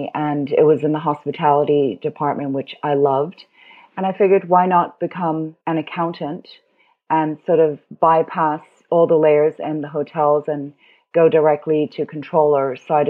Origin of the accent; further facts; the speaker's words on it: Beirut, Beirut Governorate, Lebanon; also born or lived in Hong Kong; So I was born in Hong Kong. My parents are German and Chinese. And when I was 8, we moved to Beirut because my stepfather was Lebanese and, you know, he wanted to go back to his home country.